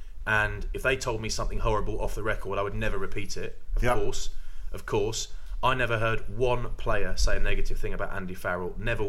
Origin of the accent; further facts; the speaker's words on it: England, United Kingdom; I'm English